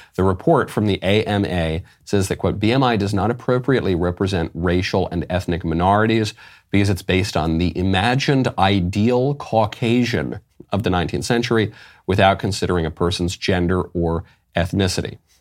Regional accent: New York City, New York, United States; a New Yorker by birth and by education

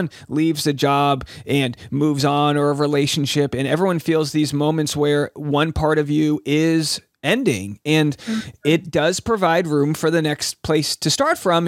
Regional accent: Rhode Island, United States; moved away; I just had a show back in my hometown in Rhode Island

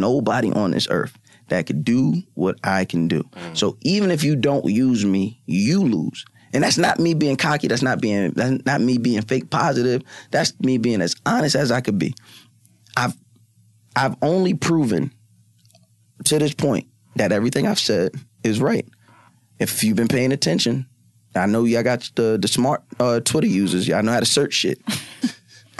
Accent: Long Island, New York, United States; I grew up on Long Island. I grew up on Long Island

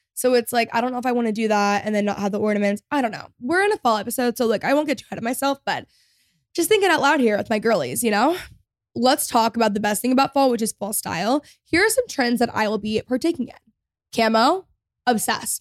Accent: Texas, United States; I grew up in Texas

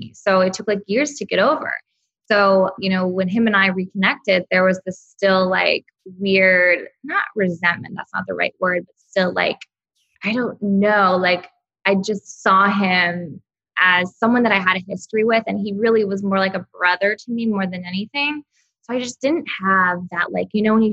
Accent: Texas, United States; now in Los Angeles, United States; I'm from Texas

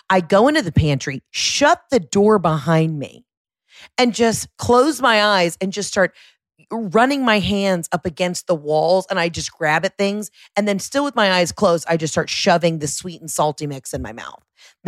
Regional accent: Florida, United States; That orange is peeled because, bitch, I'm from Florida.

